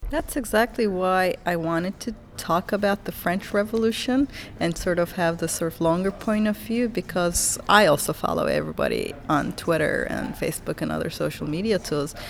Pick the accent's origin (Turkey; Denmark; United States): Turkey; moved away; And I'm from Turkey originally